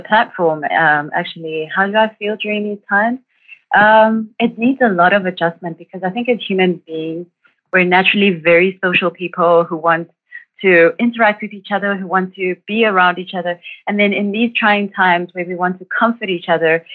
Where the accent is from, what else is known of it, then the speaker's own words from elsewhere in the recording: Durban, KwaZulu-Natal, South Africa; I grew up in Durban and matriculated in 2007